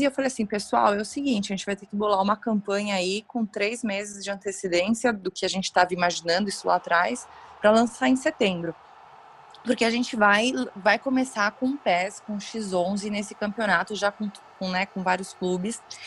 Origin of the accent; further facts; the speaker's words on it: São Paulo, Brazil; eu sou aqui de São Paulo, meu pai é São Paulino Roxo, eu moro do lado aqui do estádio, enfim, cresci nessa dentro do clube